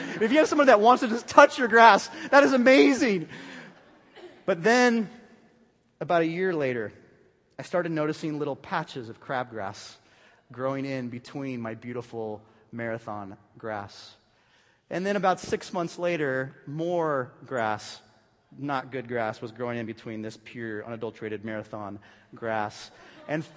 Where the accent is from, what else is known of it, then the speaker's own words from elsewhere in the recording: Bay Area, California, United States; moved away; I was from the Bay Area